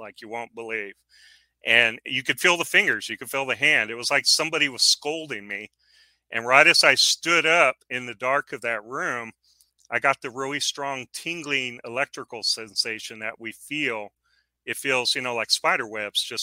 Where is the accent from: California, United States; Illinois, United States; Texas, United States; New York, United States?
Texas, United States; San Antonio; moved away as an adult; now in West Texas, United States; I grew up in San Antonio